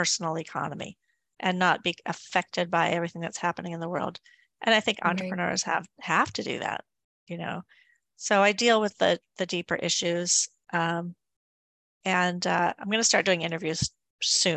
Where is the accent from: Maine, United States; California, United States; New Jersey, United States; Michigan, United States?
Maine, United States; he's from the state of Maine too. So he's from my home state.